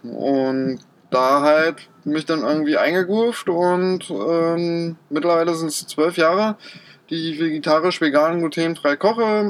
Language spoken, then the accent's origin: German; Berlin, Germany; moved away as an adult; also born or lived in Austria; ich bin äh, in Berlin beziehungsweise bei Berlin aufgewachsen